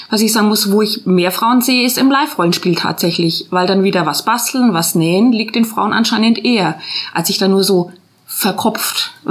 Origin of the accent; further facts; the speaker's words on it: Nürtingen, Baden-Württemberg, Germany; Wir sind aus Nürtingen, ja.